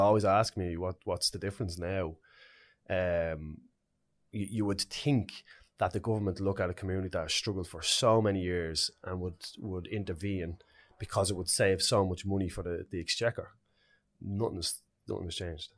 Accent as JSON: {"language": "English", "town": "Dublin", "region": "Leinster", "country": "Ireland", "tie": "born or raised there", "said": "I grew up in Ballymun, it was a special community to me."}